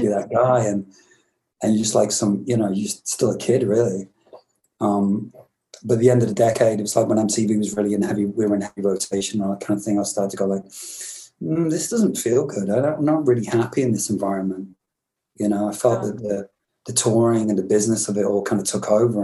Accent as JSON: {"language": "English", "region": "England", "country": "United Kingdom", "also_born_or_lived": "Glasgow, Scotland", "moved": "yes", "said": "I'm English"}